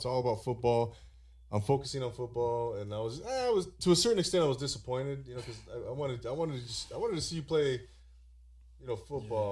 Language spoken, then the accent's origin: English; Rancho Cucamonga, California, United States; I grew up in Rancho Cucamonga